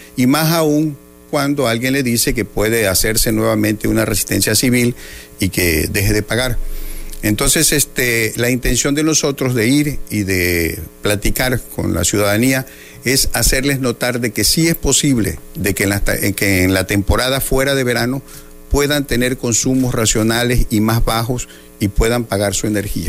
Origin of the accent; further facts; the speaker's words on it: Cunduacán, Tabasco, Mexico; en mi pueblo, en Cunduacán